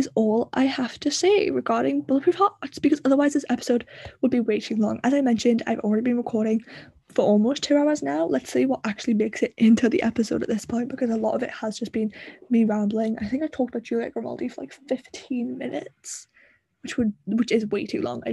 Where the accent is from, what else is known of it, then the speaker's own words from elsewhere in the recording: the north of England, United Kingdom; accent: Northern; he's not as Northern as me